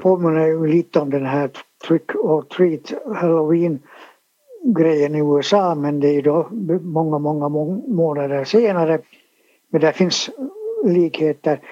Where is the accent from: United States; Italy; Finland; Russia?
Finland; Helsinki, Uusimaa; also born or lived in Sipoo; Jag är född på Eira sjukhus i Helsingfors